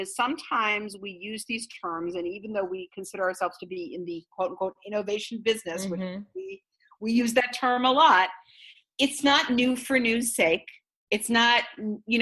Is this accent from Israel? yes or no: yes; Israel; moved away; I come from Israel